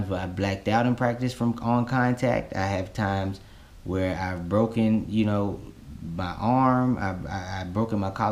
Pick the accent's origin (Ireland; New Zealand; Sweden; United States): United States; Florida; growing up in Florida, you had to be tough.